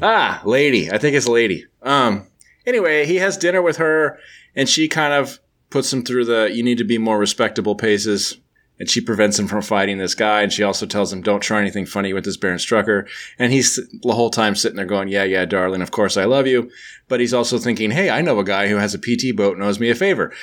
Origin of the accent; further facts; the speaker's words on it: United States; I'm I'm from the United States